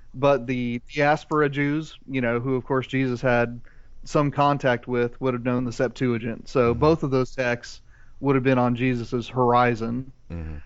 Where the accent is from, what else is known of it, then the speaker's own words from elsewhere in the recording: Central Indiana, United States; moved away as an adult; I grew up in Central Indiana, and for the 18 years I lived there